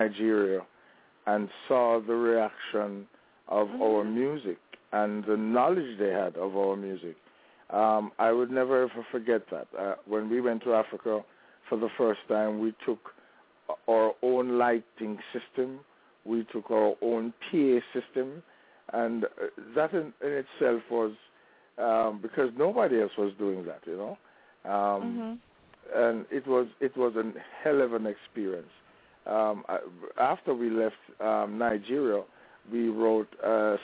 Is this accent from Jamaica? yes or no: yes; Jamaica; growing up in Jamaica